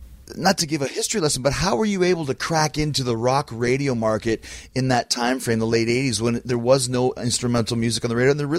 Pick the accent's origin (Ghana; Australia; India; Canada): Canada; Winnipeg, Manitoba; I grew up in Canada, in Winnipeg